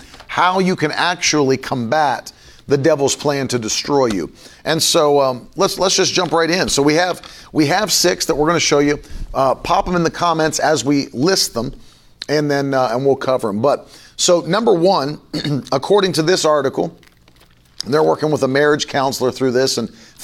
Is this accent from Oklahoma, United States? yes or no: no; West Virginia, United States; I grew up in West Virginia.